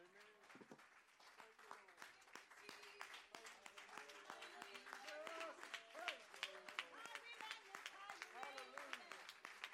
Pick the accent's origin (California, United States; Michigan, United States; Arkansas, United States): Arkansas, United States; now in Kentucky, United States; we're from Arkansas